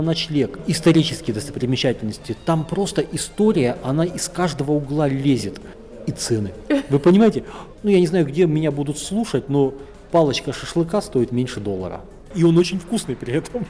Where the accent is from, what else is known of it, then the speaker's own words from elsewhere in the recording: Northern Kazakhstan, Kazakhstan; now in Astana, Kazakhstan; я, как вот уроженец севера